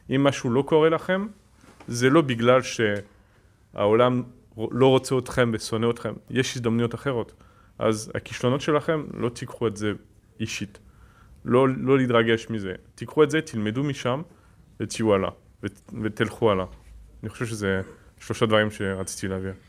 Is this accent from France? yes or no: yes; France; Hebrew is a second language; moved away as an adult; now in Israel; עליתי מצרפת בגיל 18